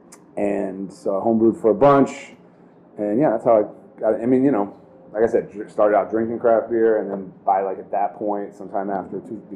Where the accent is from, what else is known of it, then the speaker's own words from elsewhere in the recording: Colorado, United States; I grew up in Colorado